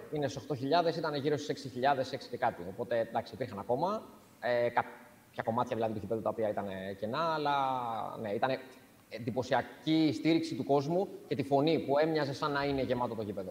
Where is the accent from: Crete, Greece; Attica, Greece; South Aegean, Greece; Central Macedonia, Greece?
South Aegean, Greece; Rhodes; στο νησί μου στη Ρόδο